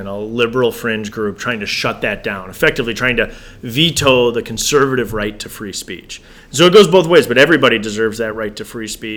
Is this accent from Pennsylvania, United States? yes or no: no; Janesville, Wisconsin, United States; born and raised in Janesville